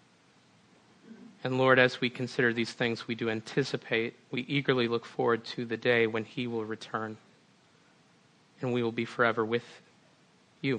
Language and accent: English; Minnesota, United States; now in Western New York, United States; I grew up in Minnesota. Sometimes that comes out in the way I pronounce my O's